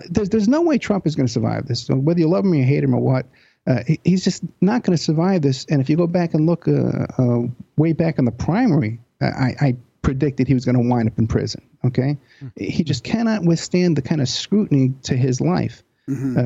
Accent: New York, United States; I'm from New York

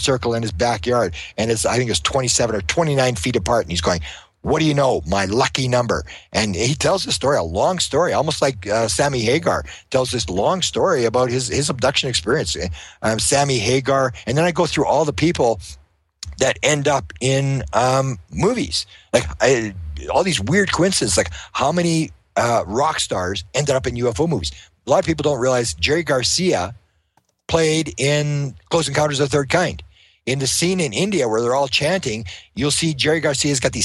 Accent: Winnipeg, Manitoba, Canada; I'm from Winnipeg.

